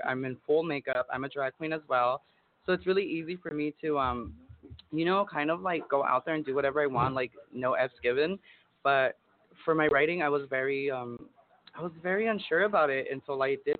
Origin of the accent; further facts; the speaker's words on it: El Monte, California, United States; moved away as an adult; now in East Los Angeles, United States; I'm actually from the SGV. I'm from El Monte. And I actually moved to East Los probably 2 years